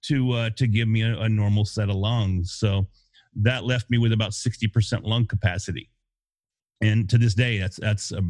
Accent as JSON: {"language": "English", "town": "Denison", "region": "Texas", "country": "United States", "tie": "born or raised there", "said": "I was born in a small town called Denison, Texas"}